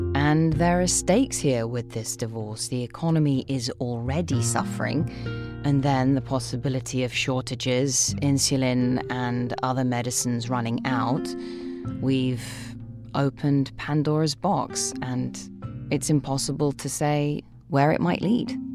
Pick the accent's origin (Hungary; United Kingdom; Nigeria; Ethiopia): United Kingdom; I'm the daughter of immigrants, and my parents came to this country. And, uh, I've always thought of myself as being British.